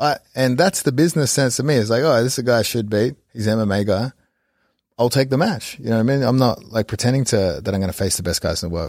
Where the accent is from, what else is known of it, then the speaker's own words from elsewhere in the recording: Australia; moved away; as an Australian